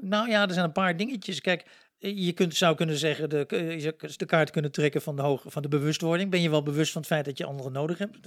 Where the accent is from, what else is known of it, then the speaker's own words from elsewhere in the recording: Luxembourg; now in Netherlands; Ik kom zelf uit Luxemburg